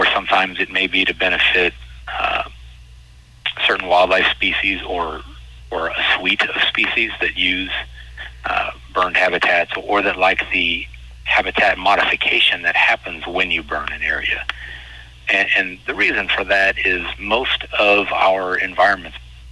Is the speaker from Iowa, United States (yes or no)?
no; Decatur, Illinois, United States; moved away as an adult; now in Southern Illinois, United States; I'm originally from Central Illinois, from Decatur